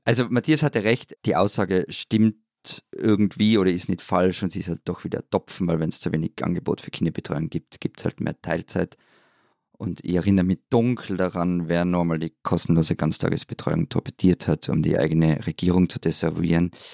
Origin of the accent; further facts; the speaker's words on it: Austria; bei uns in Österreich